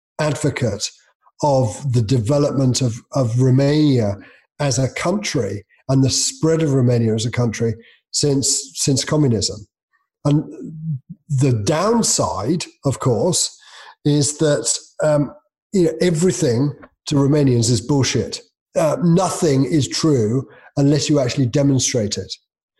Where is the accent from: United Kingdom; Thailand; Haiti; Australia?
United Kingdom; I'm British. It's curry, obviously.